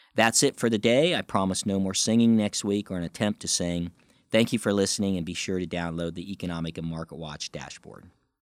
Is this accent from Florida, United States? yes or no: no; Ohio, United States; moved away as an adult; also born or lived in Darke County, Ohio; now in Washington, D.C., United States; I left the state of Ohio back in nineteen eighty-four upon graduation from Bowling Green State University